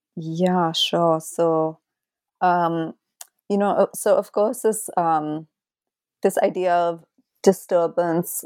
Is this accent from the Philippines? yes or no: no; India; my own complicity as an Indian citizen